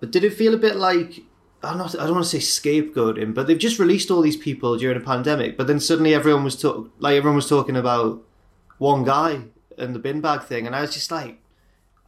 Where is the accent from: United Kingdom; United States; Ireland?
United Kingdom; England; as English people